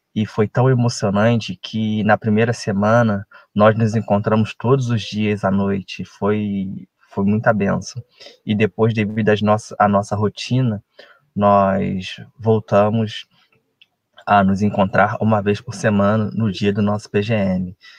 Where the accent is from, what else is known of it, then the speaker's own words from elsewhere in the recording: Resende, Rio de Janeiro, Brazil; Sou de Resende, estado do Rio de Janeiro